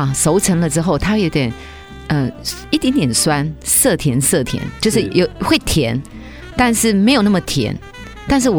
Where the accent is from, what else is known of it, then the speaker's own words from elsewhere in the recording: China; 因为我们中国人吃水果，尤其。大家都有一个习惯性惯性，都只吃几样水果。